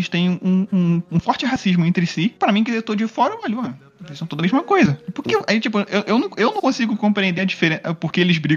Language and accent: Portuguese; South Region, Brazil; nós somos do sul do Brasil, é colonização de alemães e tal, uhum. europeus.